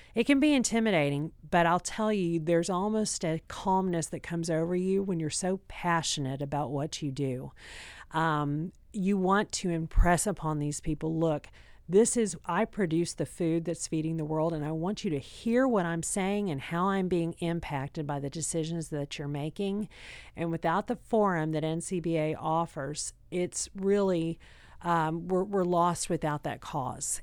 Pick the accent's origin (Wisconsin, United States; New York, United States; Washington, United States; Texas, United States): Texas, United States; I'm from Texas